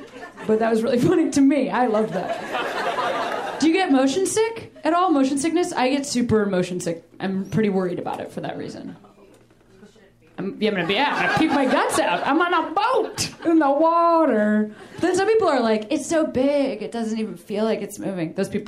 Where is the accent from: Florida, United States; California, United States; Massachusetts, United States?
Massachusetts, United States; Boston; Pretty fresh. I'm a Bostonian.